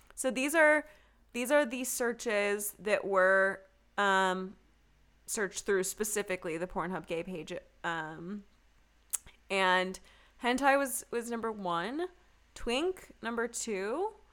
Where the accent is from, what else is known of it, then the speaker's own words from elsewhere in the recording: Texas, United States; Texas is staring right at me, and as everyone knows, that's my home state